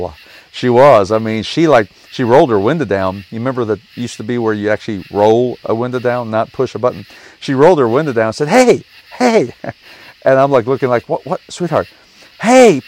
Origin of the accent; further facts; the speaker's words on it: Kentucky, United States; I'm from Kentucky